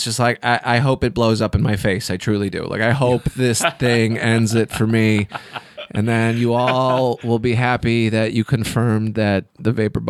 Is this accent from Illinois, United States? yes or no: yes; Illinois, United States; moved away as an adult; also born or lived in Chicago; I'm from Illinois. I spent a lot of years in Chicago, but I didn't start doing comedy until I moved to Central Illinois.